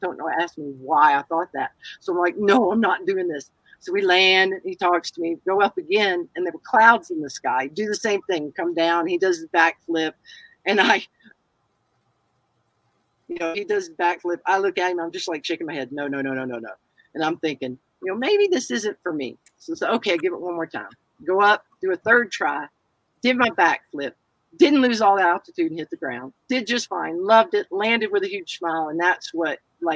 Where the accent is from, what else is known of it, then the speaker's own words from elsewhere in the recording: the South, United States; I'm a Southerner